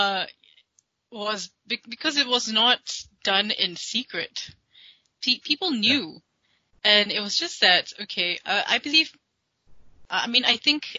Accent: Malaysia; I'm a Malaysian citizen.

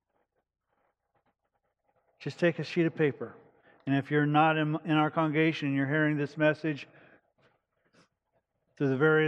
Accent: United States; I'm an American. I'm blessed to be an American. I'm proud that I'm an American.

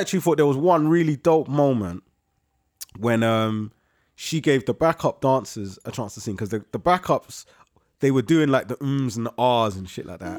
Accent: London, United Kingdom; The borough means to me home. That's where I'm born and raised, Whitcross Hospital

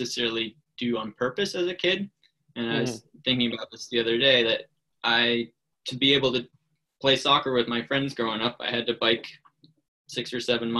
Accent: Fairbanks, Alaska, United States; I grew up in Fairbanks, Alaska

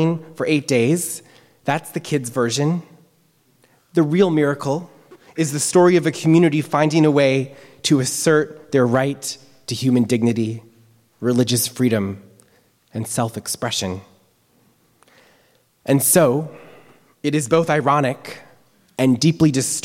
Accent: United States; as a rabbi, as a Jew, as an American

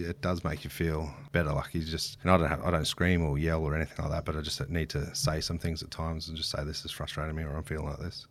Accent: Queensland, Australia; every kid growing up in Queensland does

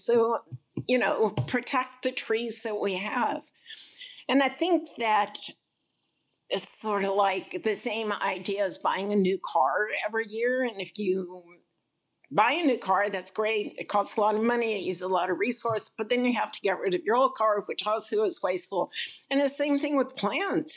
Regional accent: Sandy Springs, Georgia, United States; I grew up in Sandy Springs

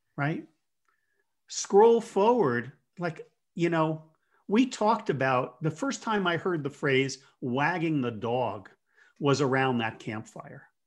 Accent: Jersey Shore, New Jersey, United States; moved away as an adult; also born or lived in Colorado / Fresno, California; I grew up in on the Jersey Shore, so I, I tend to talk fast

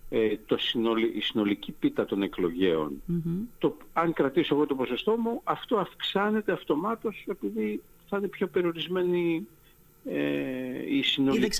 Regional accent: Greece; Πιστεύω ότι εδώ παίζει πολύ μεγάλο ρόλο η συλλογική εμπειρία που ε, είχαμε ως Έλληνες πολίτες από την κυβέρνηση του ΣΥΡΙΖΑ.

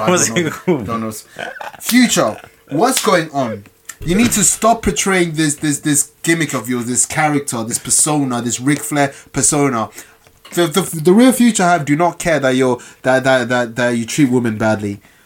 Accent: London, United Kingdom; I'm still English. I'm still London.

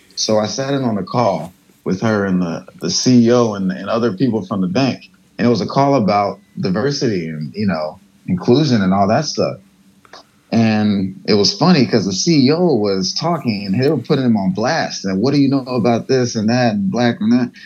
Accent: United States; I grew up in America

